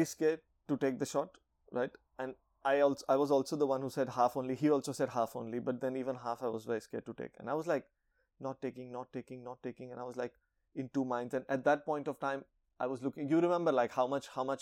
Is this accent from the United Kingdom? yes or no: no; India; I'm from India